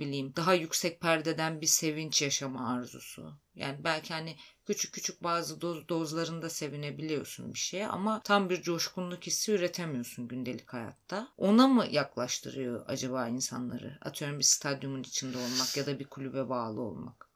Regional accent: Black Sea Region, Turkey; Karadenizliyim ben

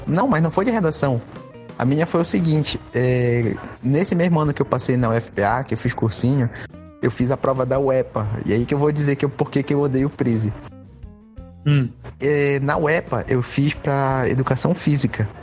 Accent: Santarém, Pará, Brazil; also born or lived in Belém; Eu só fui entrar na escola pública no terceiro ano. Foi quando eu mudei de Santarém para Belém

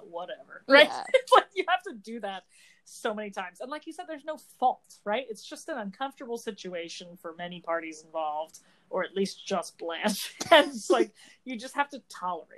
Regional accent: New Jersey, United States; we're both from New Jersey

